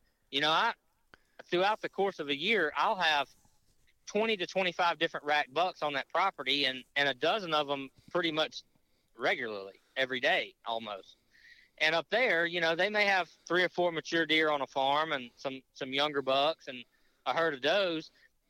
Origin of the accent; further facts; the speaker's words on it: Louisiana, United States; I live north of Baton Rouge, but about 15 miles south of the Mississippi border, and not far from my hometown.